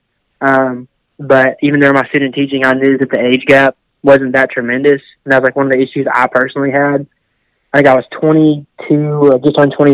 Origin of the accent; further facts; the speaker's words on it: Arlington, Tennessee, United States; moved away as an adult; now in Clarksville, United States; I'm from the Memphis area, went to Arlington K through 12